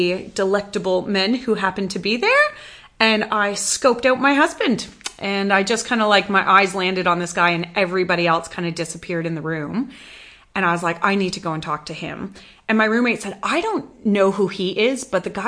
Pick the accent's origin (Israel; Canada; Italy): Canada; moved away as an adult; now in Western Australia, Australia; after growing up in Canada